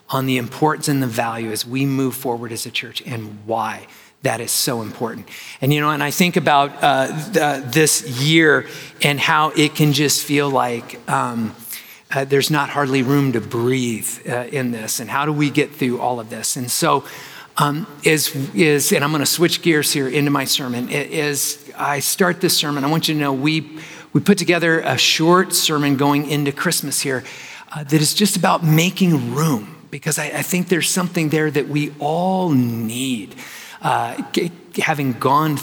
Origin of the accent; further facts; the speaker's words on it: Arizona, United States; I'm from Arizona